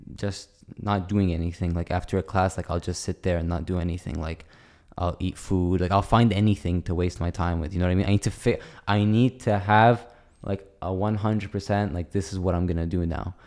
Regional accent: United States; accent: white accent; moved away; I have a very, like, white accent. Like, I don't even tell people I'm Arab anymore. I just say I'm American, and if they get some Palestinian, I'll just say, yeah, my mom's Palestinian.

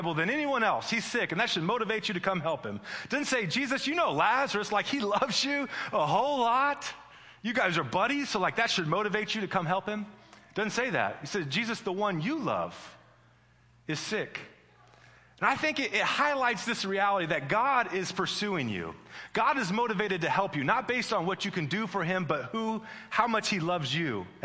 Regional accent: Midwest, United States; I'm from the Midwest

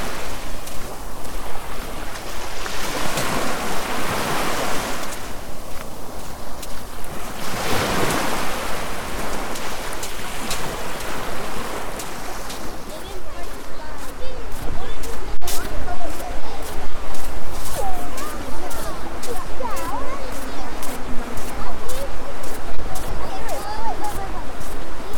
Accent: Poole, South West England, United Kingdom; I was born in Poole General Hospital, I think it's called, 51 years ago today.

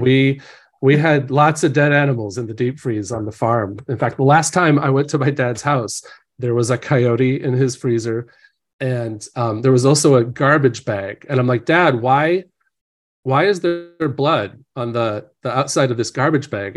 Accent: Hillsdale, Illinois, United States; moved away as an adult; now in Orange County, California, United States; my hometown had four hundred people, Hillsdale, Illinois

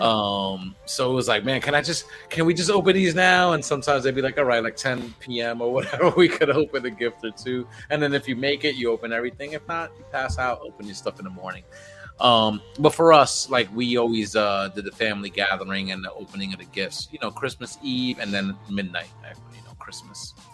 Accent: New York City, New York, United States; growing up in the Bronx

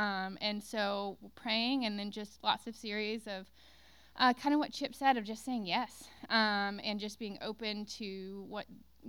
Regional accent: the South, United States; growing up in the South

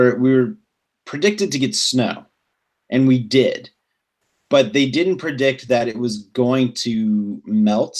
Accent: South Louisiana, United States; now in Atlanta, United States; I was born and raised in the South. I've never been north of the Mason-Dixon line.

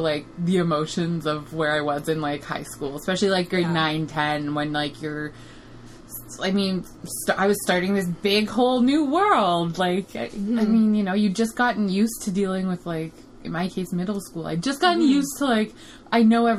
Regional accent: Ottawa, Ontario, Canada; I grew up in Barrhaven, like, my whole life

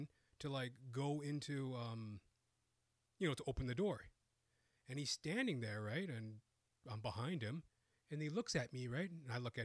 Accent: Canada; born and raised in Canada

